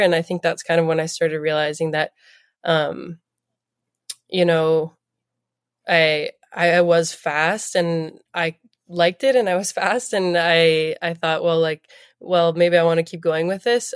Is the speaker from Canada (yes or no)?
yes; Toronto, Ontario, Canada; also born or lived in New Jersey; we moved back when I was three, and then, um, from then on, yeah, born and raised in Toronto